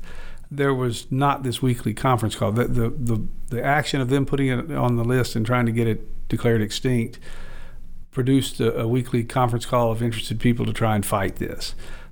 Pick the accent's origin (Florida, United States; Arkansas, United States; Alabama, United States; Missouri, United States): Arkansas, United States; I grew up in Arkansas